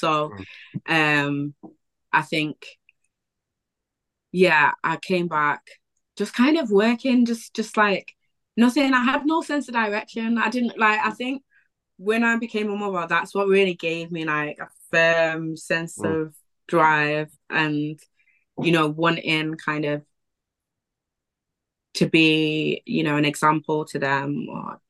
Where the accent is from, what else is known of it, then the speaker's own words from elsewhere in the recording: Wivenhoe, East of England, United Kingdom; flat in Prestwich, and I hadn't even considered Prestwich as like somewhere to live or whatever, because I was from Wivenham.